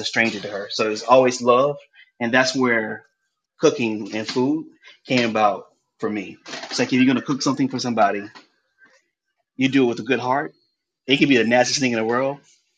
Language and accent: English; Columbia, South Carolina, United States; moved away as an adult; now in Brooklyn, United States; I was born and raised in Columbia, South Carolina.